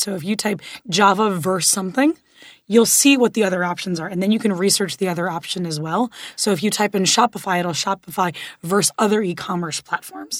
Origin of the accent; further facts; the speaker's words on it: Miami, Florida, United States; moved away; also born or lived in Los Angeles; I grew up in Miami and then lived in L